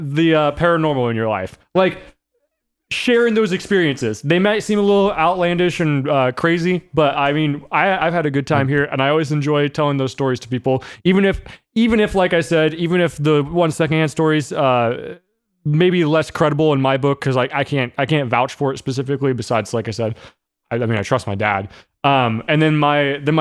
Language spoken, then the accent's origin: English; Minnesota, United States; We are from Minnesota.